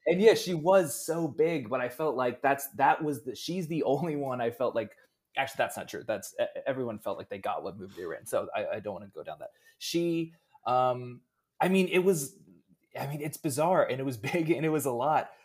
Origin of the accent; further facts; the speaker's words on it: Pennsylvania, United States; I'm from Pennsylvania.